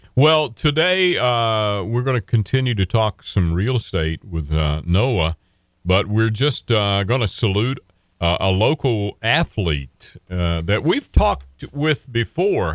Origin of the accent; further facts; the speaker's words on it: Western North Carolina, United States; I grew up in Western North Carolina, and, and I was downtown Asheville during the seventies and eighties